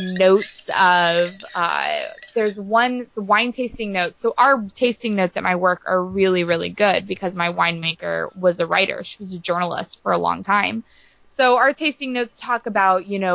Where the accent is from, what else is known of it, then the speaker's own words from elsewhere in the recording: Santa Barbara County wine country, California, United States; it was filmed and takes place in like my hometown